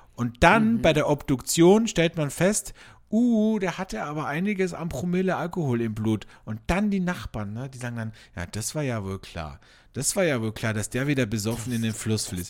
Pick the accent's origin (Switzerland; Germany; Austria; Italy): Austria; bei uns in Österreich